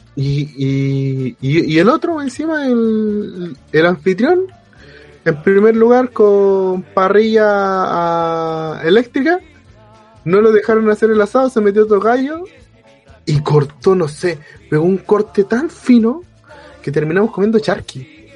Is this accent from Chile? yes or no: yes; Chile